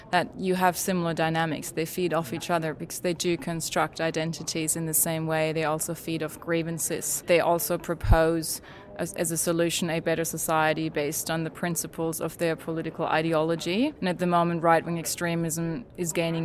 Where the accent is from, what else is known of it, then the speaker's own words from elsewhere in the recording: Germany; now in Australia; I grew up in Germany